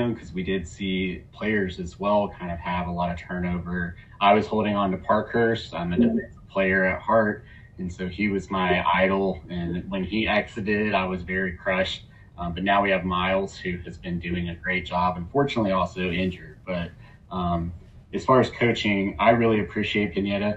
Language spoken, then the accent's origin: English; Atlanta, Georgia, United States; I grew up in Atlanta playing soccer